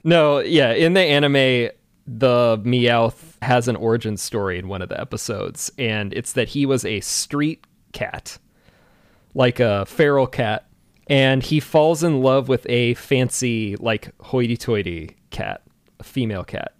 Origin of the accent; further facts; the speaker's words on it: Washington, United States; I'm from Washington State